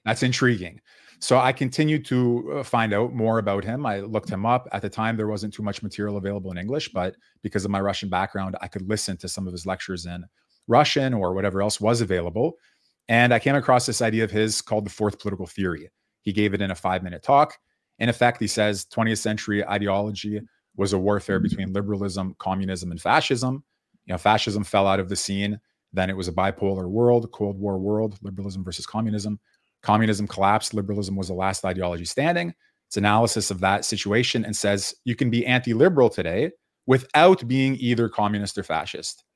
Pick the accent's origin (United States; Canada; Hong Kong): Canada; I was born in Canada